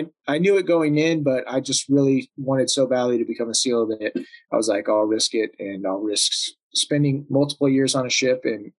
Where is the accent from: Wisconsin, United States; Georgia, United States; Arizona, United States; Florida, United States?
Arizona, United States; Yuma; also born or lived in Tucson, Arizona; I was born in Tucson, Arizona. Stayed here for a couple years, and then my parents moved us down to Yuma, Arizona.